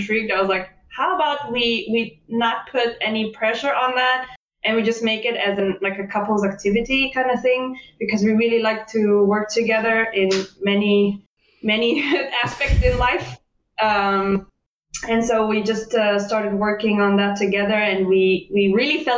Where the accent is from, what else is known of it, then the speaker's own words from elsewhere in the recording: Israel; now in Leipzig, Germany; I come from Israel